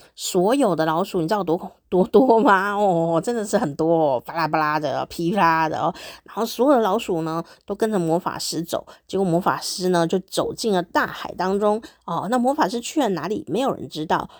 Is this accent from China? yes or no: no; Taiwan; first language Mandarin Chinese; 我的母语就是台语哦，闽南语